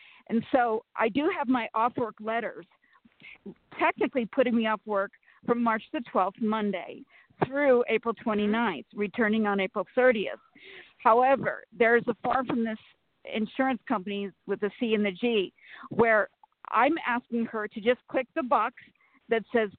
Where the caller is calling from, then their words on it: Sacramento, California, United States; Sacramento, California.